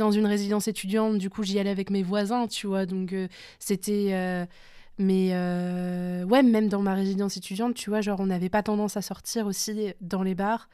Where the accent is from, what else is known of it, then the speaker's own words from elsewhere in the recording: France; on est français